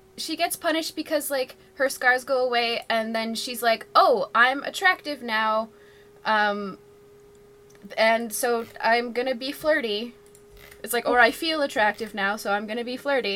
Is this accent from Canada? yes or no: yes; Ontario, Canada; as a Canadian